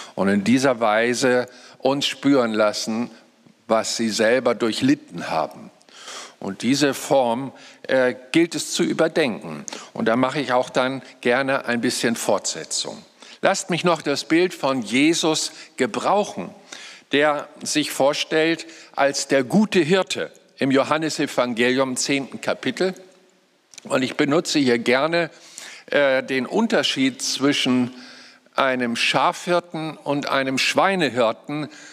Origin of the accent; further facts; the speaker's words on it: Lüneburg Heath, Lower Saxony, Germany; moved away; ich komme ja aus der Lüneburger Heide, war da 35 Jahre meines Lebens